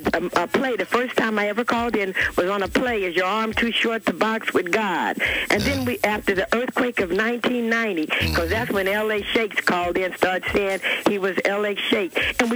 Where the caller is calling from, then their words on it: Compton, California, United States; I'm calling straight out of Compton.